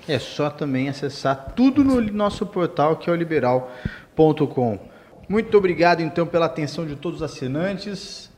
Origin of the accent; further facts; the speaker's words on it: São Paulo, Brazil; moved away as an adult; also born or lived in Paraná / Mato Grosso / Goiás; now in Pará, Brazil; Eu sou paulistano, nascido em São Paulo, capital